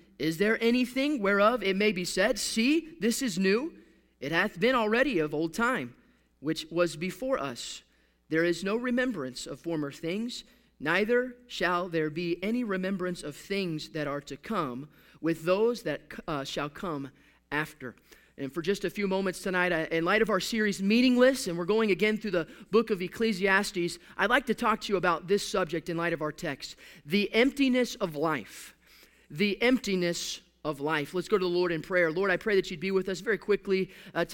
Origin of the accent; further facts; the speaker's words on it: Houston, Texas, United States; now in Pacific Northwest, United States; I'm from a sports city. I'm from Houston, Texas.